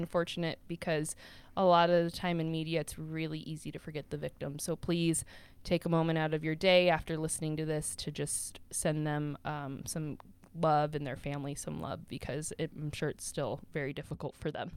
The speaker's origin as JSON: {"language": "English", "country": "United States", "said": "I am American and I am white."}